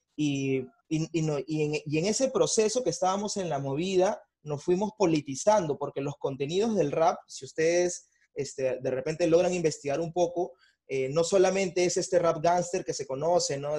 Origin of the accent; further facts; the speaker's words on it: Bellavista, Callao, Peru; también de Bellavista, tengo 28 años